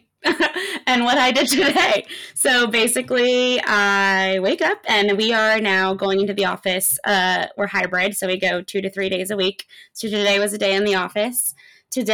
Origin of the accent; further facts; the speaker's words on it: Los Angeles, California, United States; I am from LA. I've lived in LA my whole life.